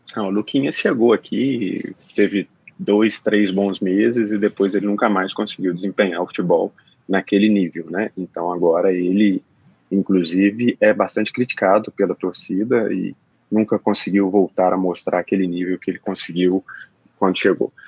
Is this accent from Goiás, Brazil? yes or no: no; Belo Horizonte, Minas Gerais, Brazil; Pra gente mineiro de Belo Horizonte